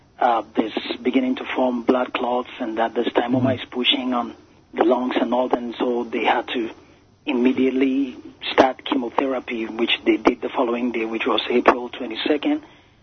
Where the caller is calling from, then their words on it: Maryland, United States; Yeah, I'm calling from Maryland.